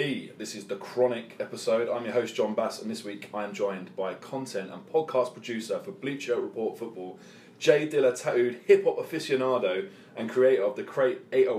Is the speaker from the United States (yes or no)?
no; United Kingdom; if you grow up in the UK like we did